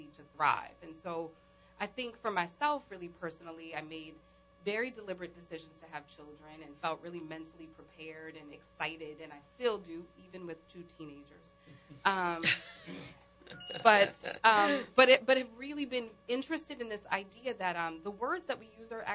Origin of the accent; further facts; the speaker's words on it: New Orleans, Louisiana, United States; also born or lived in New York; I moved back from New York to New Orleans